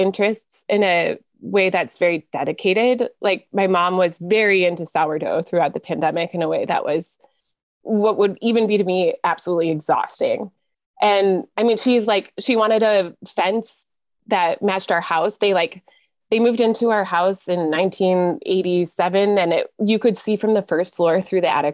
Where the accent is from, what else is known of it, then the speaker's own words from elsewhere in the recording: Plymouth, Michigan, United States; I grew up west of Detroit in a town called Plymouth.